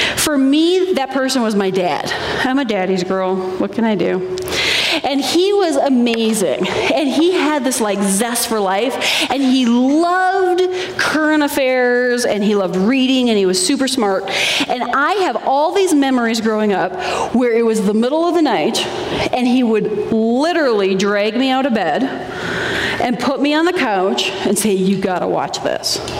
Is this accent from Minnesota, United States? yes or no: yes; Minnesota, United States; I grew up in Minnesota